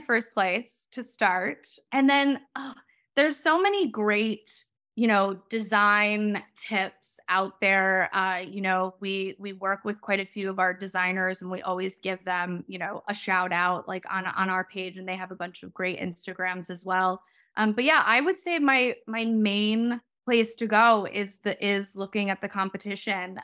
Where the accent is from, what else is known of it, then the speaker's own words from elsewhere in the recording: Chicago, Illinois, United States; now in Long Beach, United States; I'm originally from Chicago. And so, as you might be able to hear, so SoCal living, being able to be outside 24 7 is a very different way of life uh, than how I grew up